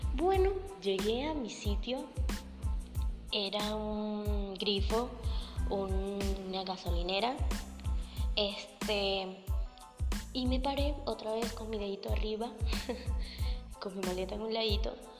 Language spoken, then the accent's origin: Spanish; Venezuela; moved away as an adult; also born or lived in Colombia; soy venezolana